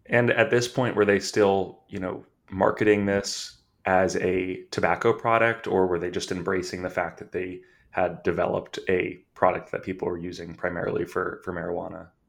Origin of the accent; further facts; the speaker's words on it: California, United States; I'm from California